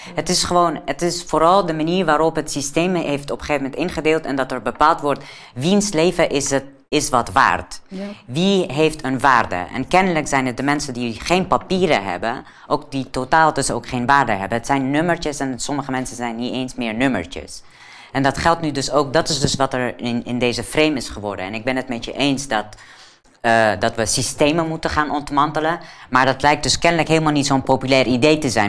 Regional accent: Afghanistan; moved away; ik kom zelf uit Afghanistan

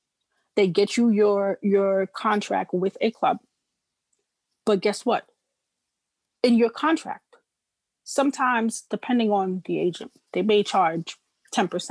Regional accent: New York City, New York, United States; I come from the inner city. I come from South Jamaica, Queens. Like, yeah. you look in my neighborhood, nobody plays soccer here

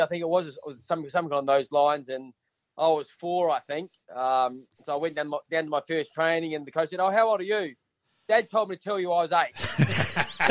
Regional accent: Bridgewater, South Australia, Australia; I was a Adelaide Hills boy playing for the Bridgewater Raiders up in the Adelaide Hills there. So yeah, I grew up in Bridgewater

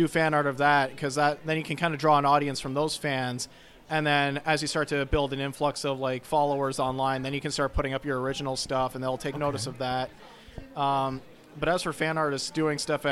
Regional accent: Sarnia, Ontario, Canada; now in Brampton, Canada; from Sarnia, Ontario, currently living in Brampton, Ontario.

